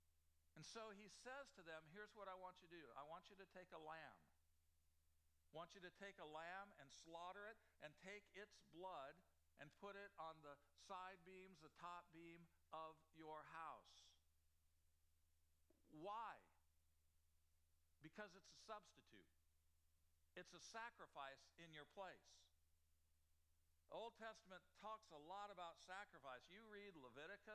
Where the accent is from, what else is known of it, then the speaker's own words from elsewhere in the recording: Illinois, United States; I grew up in Illinois